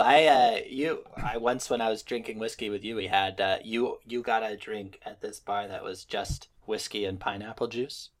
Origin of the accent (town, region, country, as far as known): upstate New York, United States; born or raised there